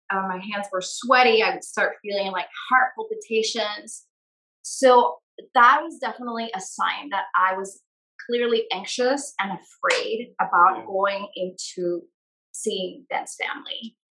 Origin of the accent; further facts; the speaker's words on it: Guatemala; moved away as an adult; now in United States; I was born and raised in Guatemala